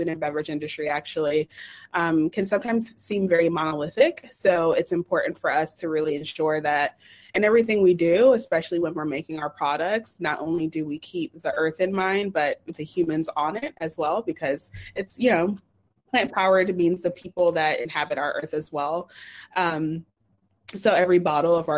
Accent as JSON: {"language": "English", "town": "Atlanta", "region": "Georgia", "country": "United States", "said": "I'm from Atlanta, Georgia"}